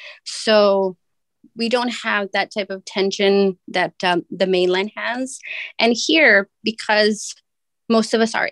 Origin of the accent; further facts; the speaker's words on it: Laos; now in Hawaii, United States; I am from Laos, even though I've lived in Hawaii the majority of my life.